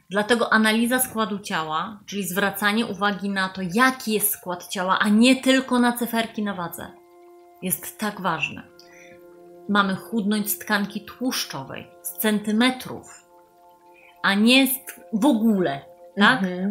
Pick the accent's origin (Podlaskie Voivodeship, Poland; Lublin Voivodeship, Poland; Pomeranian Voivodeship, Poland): Pomeranian Voivodeship, Poland; Gdańsk; Ja jestem z Gdańska, y, z Przymorza, tu mieszkam, tu pracuję